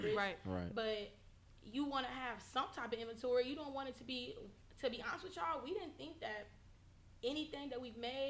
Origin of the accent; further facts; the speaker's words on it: Indianapolis, Indiana, United States; we was born and raised in Indianapolis, y'all. Born and raised, like, we ain't never lived nowhere else.